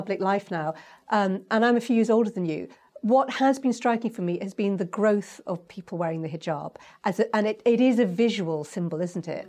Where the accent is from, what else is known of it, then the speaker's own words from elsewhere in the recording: United Kingdom; I'm a British Asian